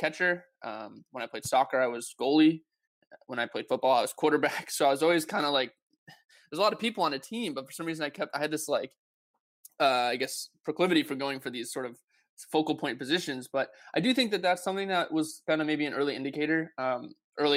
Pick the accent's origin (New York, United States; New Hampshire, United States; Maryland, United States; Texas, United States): New Hampshire, United States; Hollis; I grew up in a small town in New Hampshire. It's called Hollis, New Hampshire